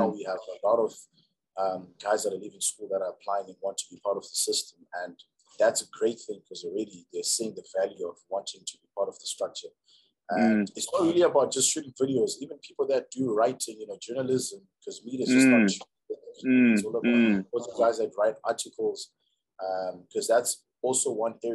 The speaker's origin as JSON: {"language": "English", "town": "Banket", "region": "Mashonaland West", "country": "Zimbabwe", "tie": "born or raised there", "also_born_or_lived": "Harare", "said": "Okay, so I was actually born in Harare. But then my family moved to the countryside. We were in Mashikade, Banket"}